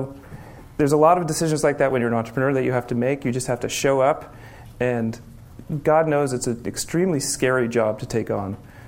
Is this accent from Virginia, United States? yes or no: no; Berkeley, California, United States; I grew up in Berkeley, and it's important because growing up in Berkeley in the 1970s and 80s